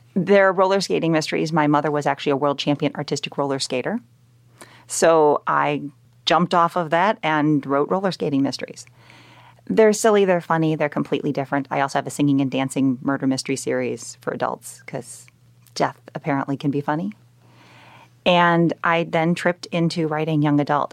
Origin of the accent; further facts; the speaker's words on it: Chicagoland area, Illinois, United States; I'm from the Chicagoland area. I was born and bred there. I grew up in a town that's right next to O'Hare Airport